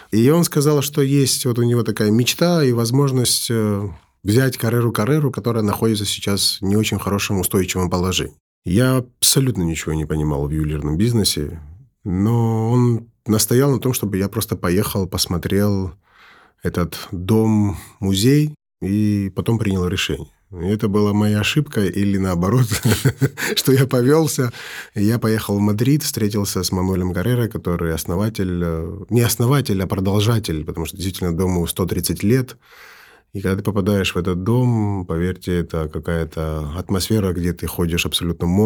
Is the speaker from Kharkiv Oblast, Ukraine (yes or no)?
no; Kyiv, Ukraine; born there; also born or lived in Georgia; Ну, я уезжая с э, Киева, я как бы родился в Киеве